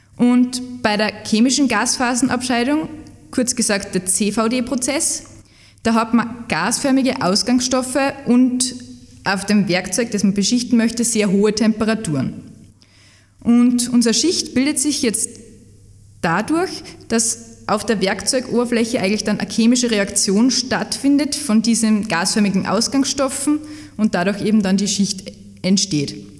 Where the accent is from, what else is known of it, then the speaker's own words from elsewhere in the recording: Salzburg, Austria; moved away as an adult; now in Leoben, Austria; Ich komme ursprünglich aus Salzburg